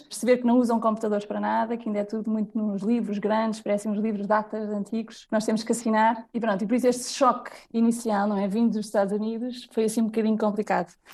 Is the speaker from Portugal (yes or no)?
yes; Portugal; moved away as an adult; also born or lived in London / United States / Lisbon; só quando saí de Portugal